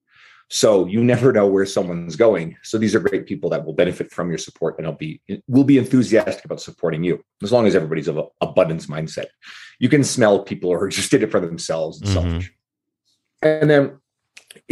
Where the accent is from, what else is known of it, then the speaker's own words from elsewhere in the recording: St. John's, Newfoundland and Labrador, Canada; moved away as an adult; now in Edmonton, Canada; I'm originally from the east coast of Canada, a smaller city called St. John's, Newfoundland. But I moved out west 16 years ago